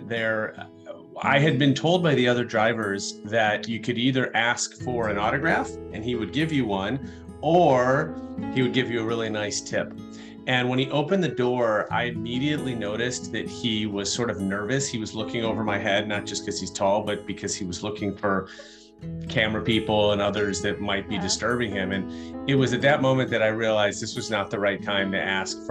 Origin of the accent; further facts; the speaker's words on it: Chicago, Illinois, United States; I'm from Chicago